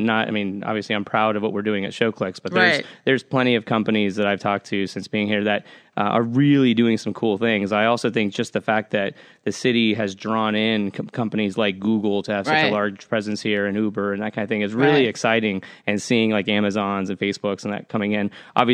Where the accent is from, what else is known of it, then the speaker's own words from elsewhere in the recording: Manchester, North West England, United Kingdom; born there; So my dad's from, full disclosure, my dad's from here. All his side of the family's from here. I was born in Manchester, England.